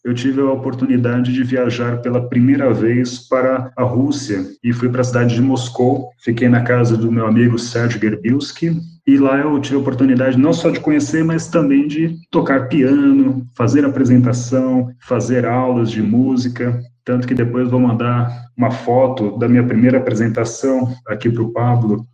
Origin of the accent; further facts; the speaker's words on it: Brazil; fui criado pelos meus avós aqui no Brasil